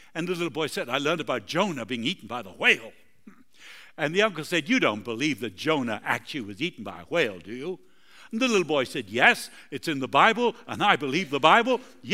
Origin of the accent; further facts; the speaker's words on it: Argentina; also born or lived in Uruguay; That's where I'm from. I was born in Uruguay, grew up in Argentina.